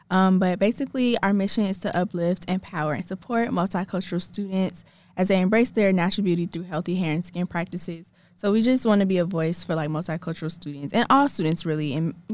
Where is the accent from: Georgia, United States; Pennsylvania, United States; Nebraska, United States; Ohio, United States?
Georgia, United States; Atlanta; I'm from Atlanta